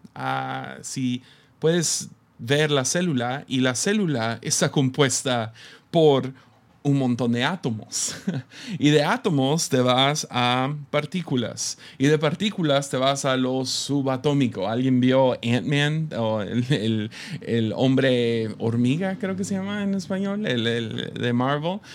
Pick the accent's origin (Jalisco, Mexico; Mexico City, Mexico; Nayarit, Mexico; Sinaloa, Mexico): Nayarit, Mexico; Tepic; Somos de Tepic. Ah, nosotros aquí en Tepic, ah, usualmente no viajamos